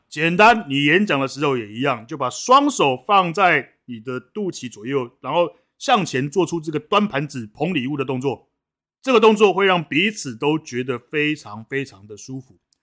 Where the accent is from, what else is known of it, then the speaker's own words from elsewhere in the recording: Taipei, Taiwan; 因为我从小在台北长大